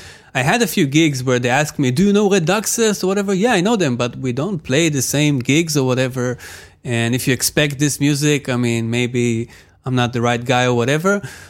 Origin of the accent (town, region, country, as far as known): Tel Aviv, Tel Aviv District, Israel; born or raised there; English is a second language